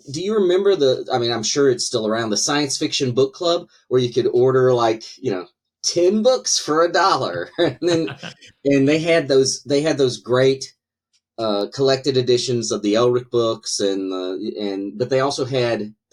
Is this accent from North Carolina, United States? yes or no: yes; North Carolina, United States; So yeah, maybe maybe people in North Carolina just need fantasy to try to escape a little bit.